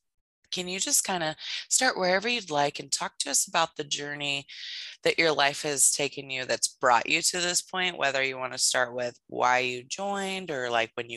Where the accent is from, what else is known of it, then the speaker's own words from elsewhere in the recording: Lincoln, United States; one of my hometown Lincoln Knights